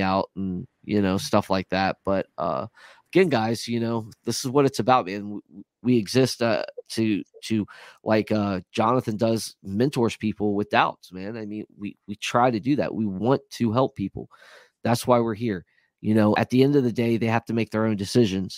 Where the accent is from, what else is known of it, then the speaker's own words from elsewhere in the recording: Virginia, United States; I'm from Virginia. I'm a little further south. I'm actually 60 miles south from the nation's capital.